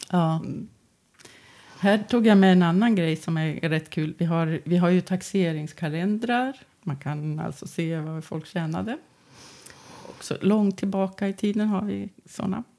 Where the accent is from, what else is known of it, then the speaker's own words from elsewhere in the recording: Västerås, Västmanland, Sweden; jag är västeråsare och västmanlänning. Och, eh, både till börden och eh, att jag har bott här i Västerås i 40 år av mitt liv